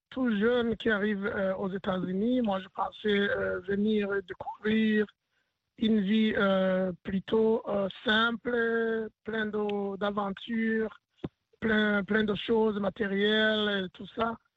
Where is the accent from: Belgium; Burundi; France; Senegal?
Burundi; now in Maine, United States; Moi, je viens du Burundi